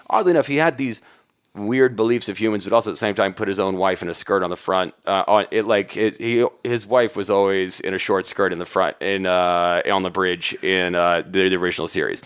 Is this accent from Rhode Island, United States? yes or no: no; Huntsville, Alabama, United States; also born or lived in Atlanta; my hometown, Huntsville, Alabama